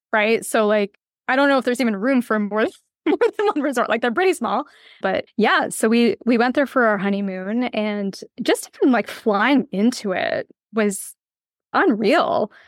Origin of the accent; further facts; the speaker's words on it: west coast of Canada, Canada; moved away as an adult; also born or lived in Ireland; Yes, I grew up in Canada, uh, in the west coast of Canada.